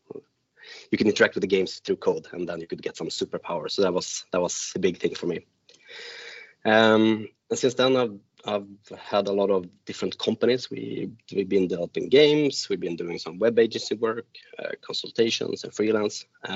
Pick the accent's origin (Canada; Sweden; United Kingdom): Sweden; Gotland; also born or lived in north of Sweden; now in Stockholm, Sweden; I'm from Sweden myself, born up in the north of Sweden, raised in the little island of Gotland outside of Stockholm. And I've since lived in 4 different cities abroad, outside of Sweden. But now I'm back in Stockholm, and I live there with my wife and 2 boys.